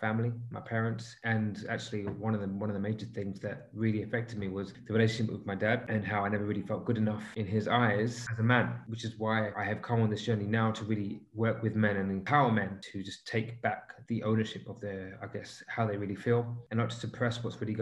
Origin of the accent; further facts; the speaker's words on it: London, United Kingdom; moved away as an adult; now in United Arab Emirates; I've grown up in London and I've pretty much lived the typical lifestyle